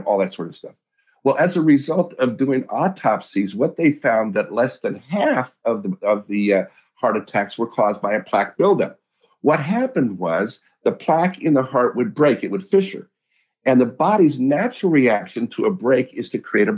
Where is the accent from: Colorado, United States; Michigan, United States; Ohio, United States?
Colorado, United States; I grew up in Colorado